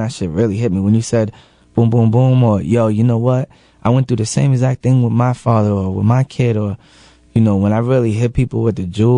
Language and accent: English; Lawrence, Massachusetts, United States; I'm from Lawrence. It's you know, it's a poor, poverty, you know, stricken place